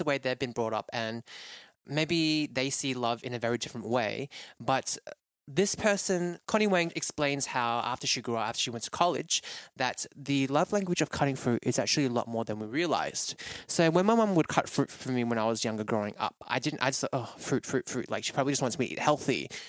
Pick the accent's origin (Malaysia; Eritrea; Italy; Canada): Malaysia; now in Melbourne, Australia; it just brings out so many memories of me when I was growing up in Malaysia, of how different, and different in a great way, that you couldn't get this back home in Australia.